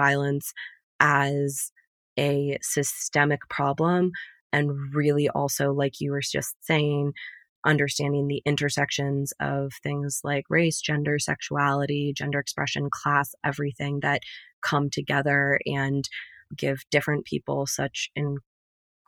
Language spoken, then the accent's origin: English; United States; also born or lived in Middle East; my role as an American